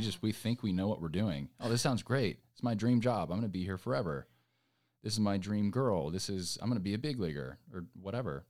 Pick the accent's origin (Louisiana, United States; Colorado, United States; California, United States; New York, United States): California, United States; Orange County; moved away as an adult; now in Nashville, United States; coming from California, like, I grew up in Orange County